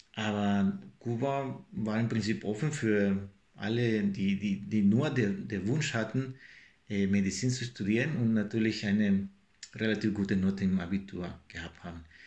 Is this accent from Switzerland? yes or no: no; El Salvador; German is a second language; moved away; mit meiner Heimat El Salvador